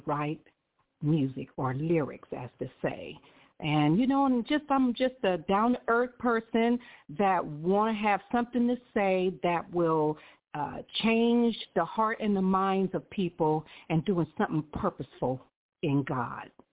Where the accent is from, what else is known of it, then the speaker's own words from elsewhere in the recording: Columbus, Ohio, United States; now in Riverside, United States; I was born in Columbus, Ohio